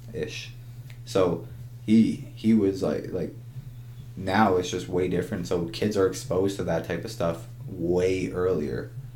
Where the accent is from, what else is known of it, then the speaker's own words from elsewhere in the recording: Ajax, Ontario, Canada; I I'm from Ajax and in Ajax, Ontario